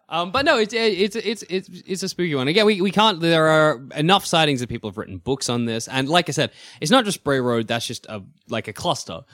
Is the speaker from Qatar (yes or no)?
no; Australia; being an Australian